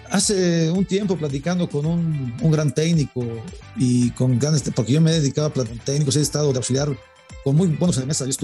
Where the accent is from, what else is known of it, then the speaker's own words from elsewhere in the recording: Mexico; nosotros como técnicos mexicanos